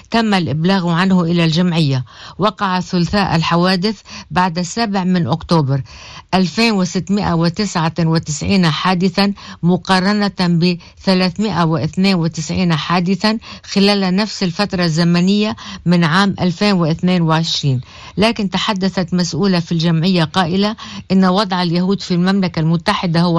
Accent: Beit Yahoun, South Governorate, Lebanon; أنا مواطن من الجنوب من بلدة بيت يحون هيدي البلد اللي صارت شبه مهجورة لأنه ثلاث أرباع سكانها فلوا

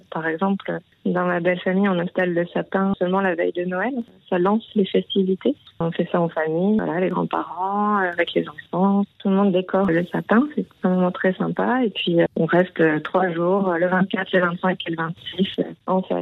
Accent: France; now in Berlin, Germany; On est une famille binationale, donc voilà, mon compagnon est allemand, moi je suis française et notre petite fille est franco-allemande.

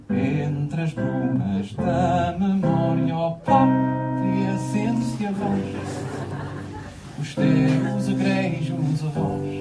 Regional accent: Portugal; ponho-me a chorar porque sou português

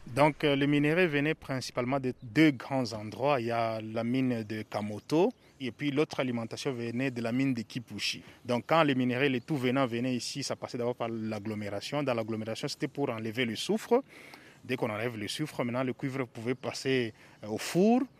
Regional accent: Lubumbashi, Haut-Katanga, DR Congo; je suis un enfant Gécamine, c'est pour ça que j'ai du mal à quitter la Gécamine. J'ai grandi dans la Gécamine totalement

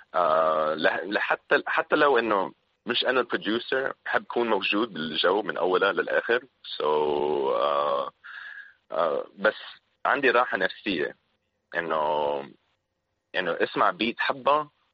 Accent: Syria; also born or lived in Philippines; now in Lebanon; انا هون بلبنان كسوري

